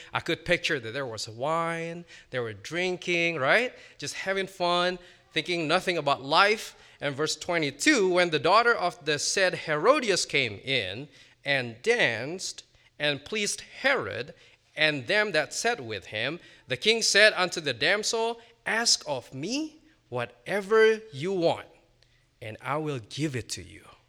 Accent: Indonesia; moved away as an adult; also born or lived in Virginia, United States; now in United States; I spent the first eighteen years of my life, uh, growing up in Indonesia, and I came to the States in twenty fifteen

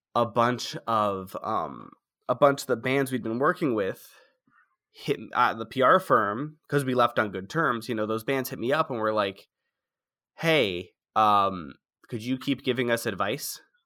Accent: outside of Philadelphia, Pennsylvania, United States; moved away; also born or lived in France; I was born in France, but then I grew up outside of Philadelphia

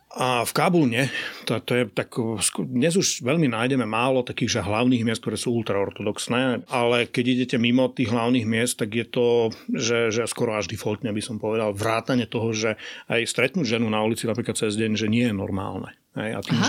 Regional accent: Košice, Košice Region, Slovakia; som z Košíc

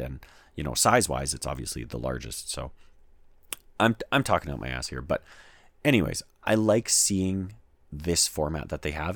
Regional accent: Canada; I'm Canadian and I live in Canada

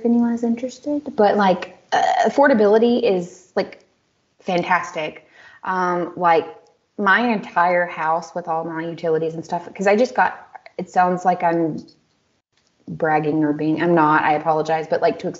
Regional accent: United States; also born or lived in Germany; now in Czech Republic; as an American

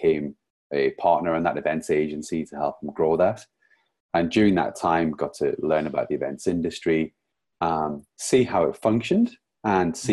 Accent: Newcastle upon Tyne, North East England, United Kingdom; now in St Albans, United Kingdom; Today I'm actually joining you from St. Albans, but I'm originally from Newcastle

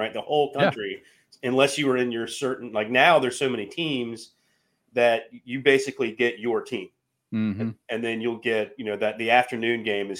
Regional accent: Charlotte, North Carolina, United States; Well, here's the thing. Growing up in Charlotte.

